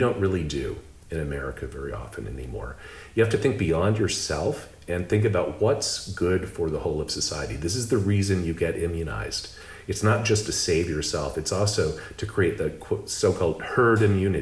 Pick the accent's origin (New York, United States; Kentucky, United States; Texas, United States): Texas, United States; Lubbock; moved away; also born or lived in Austin, Texas / Boston / Singapore; I grew up in Lubbock, Texas